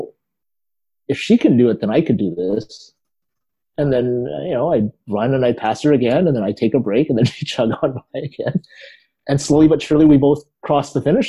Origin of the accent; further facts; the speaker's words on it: Vancouver, British Columbia, Canada; I grew up in East